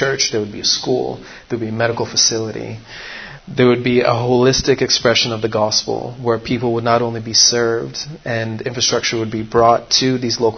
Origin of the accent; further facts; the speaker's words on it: Kitui, Kitui County, Kenya; that actually is my hometown in Nairobi, called in Kenya, called Kitui.